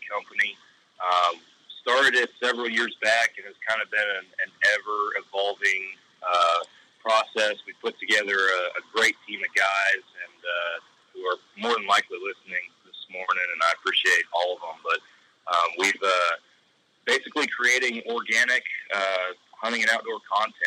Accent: Texas, United States; I'm from Texas

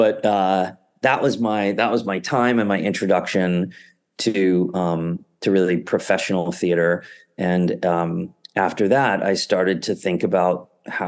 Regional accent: New City, New York, United States; I grew up in Rockland County. Okay. About 20 miles north of the city in a town called New City

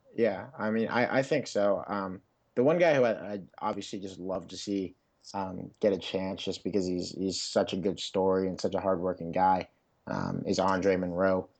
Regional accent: Pittsburgh, Pennsylvania, United States; my hometown N F L team

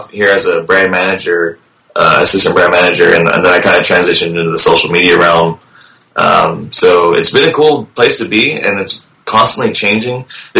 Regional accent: Dallas, Texas, United States; I'm born and raised in Dallas, which is where, Funimation's always been located, in the Dallas-Fort Worth Metroplex.

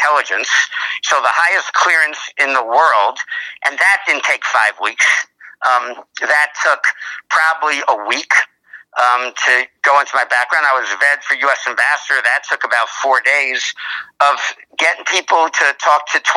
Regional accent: New York, United States; I was born in Queens, but you know, my dad came from Poland

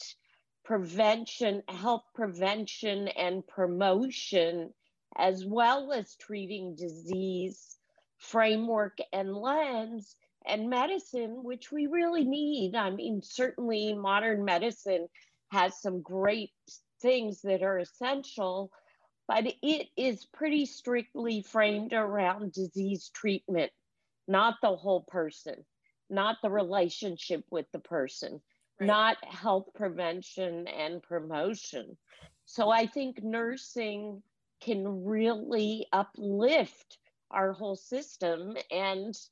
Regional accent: California, United States; I was Jewish from California, vegetarian

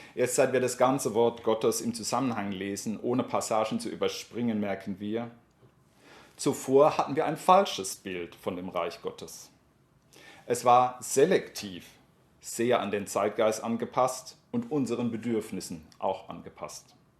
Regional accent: Germany; ich werde relativ schnell als Deutscher erkannt

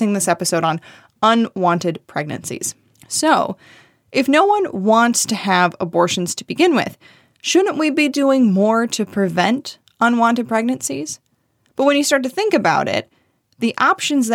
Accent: Michigan, United States; my home state, Michigan

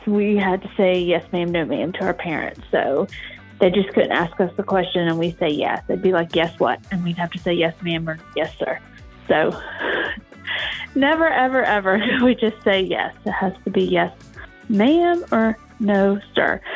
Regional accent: Atlanta, Georgia, United States; from Atlanta. Um, I was born and raised in Atlanta

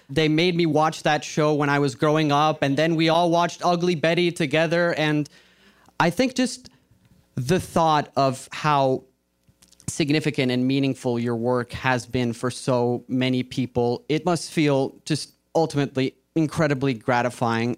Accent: Colombia; moved away; I'm actually from Colombia.

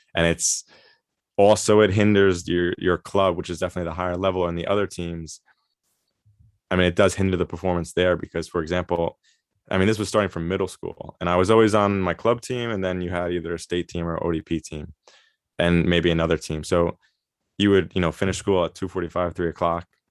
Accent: Long Island, New York, United States; moved away as an adult; also born or lived in Mongolia; now in Germany; I grew up on, uh, Long Island in New York

